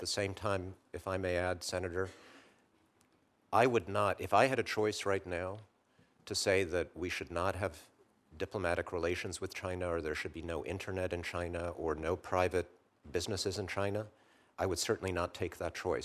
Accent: Poland; now in United States; my home country, Poland, in the nineteen eighties

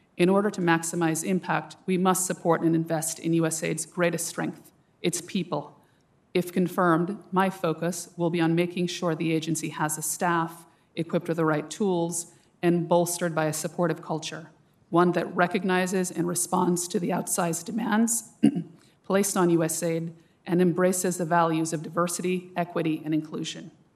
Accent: Jamaica; now in United States; the school year spent in the beauty and vulnerability of my father's home country in Jamaica

